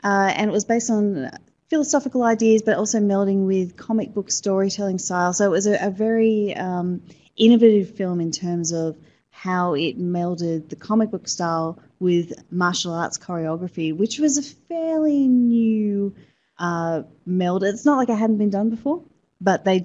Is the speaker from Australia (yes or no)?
yes; Sydney, New South Wales, Australia; I'm actually from Sydney